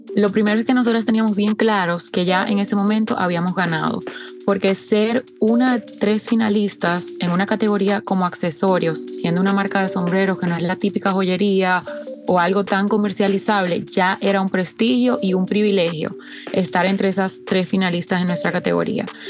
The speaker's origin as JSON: {"language": "Spanish", "country": "Dominican Republic", "said": "República Dominicana, de donde soy"}